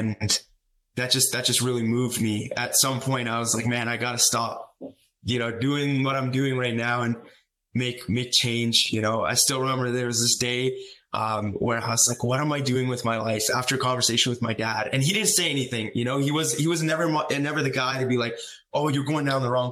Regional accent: Calgary, Alberta, Canada; being in Calgary, my hometown

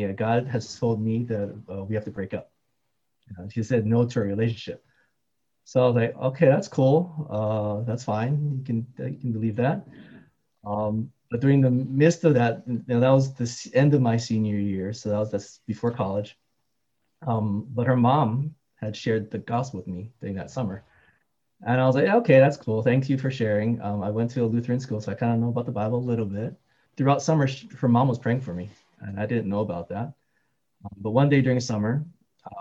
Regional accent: Hawaii, United States; also born or lived in Seattle; now in Alhambra, United States; I was born and raised in Hawaii.

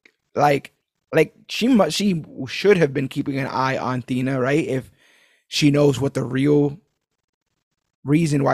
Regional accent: New York City, New York, United States; as a New Yorker

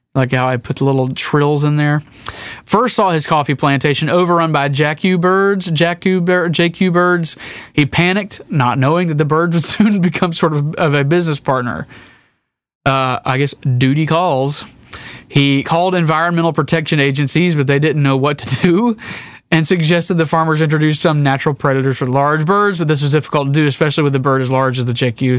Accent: United States; we as American citizens

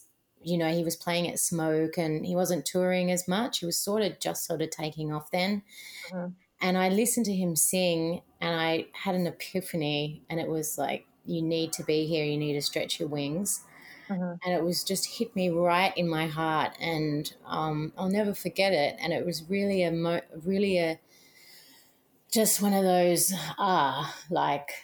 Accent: Australia; moved away as an adult; now in New York City, United States

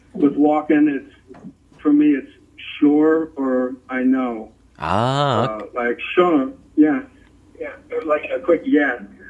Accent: New Jersey, United States; I was into the ocean. I spent my summers and like every conceivable free moment in Barnegat Bay.

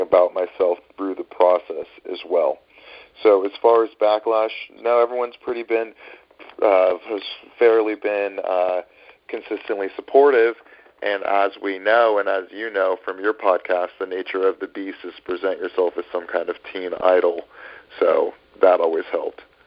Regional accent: Northern California, United States; now in New York City, United States; I grew up in Northern California

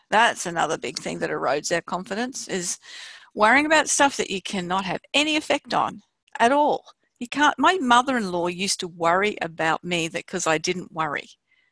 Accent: Australia; we're from Australia

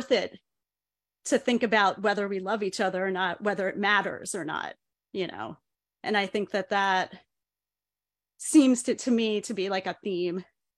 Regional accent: Chicago, Illinois, United States; because I'm from Chicago, not New York.

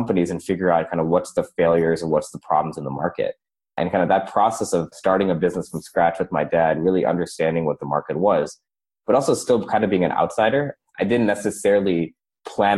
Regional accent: St. Louis, Missouri, United States; I was born and raised in St. Louis, Missouri

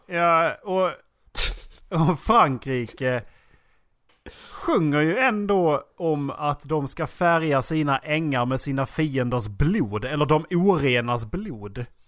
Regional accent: Sweden; vi är från Sverige och att vi är svenskar

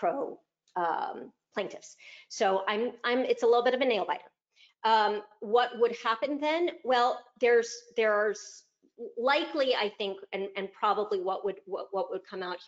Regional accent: Chicago, Illinois, United States; right here in my hometown, Chicago

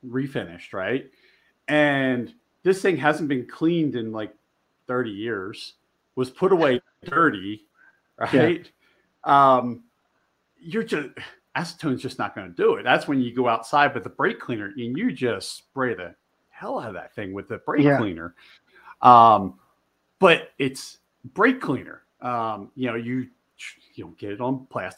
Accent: outside of Philadelphia, Pennsylvania, United States; also born or lived in Delaware / Maryland; now in Montana, United States; I grew up outside of Philly

